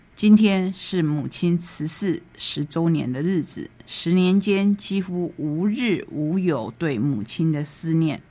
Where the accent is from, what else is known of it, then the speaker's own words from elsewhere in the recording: Taitung County, Taiwan; 我们台东人